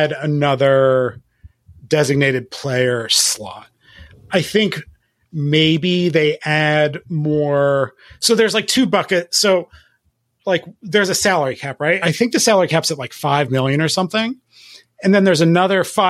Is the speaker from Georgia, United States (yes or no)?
no; Philadelphia, Pennsylvania, United States; born or raised there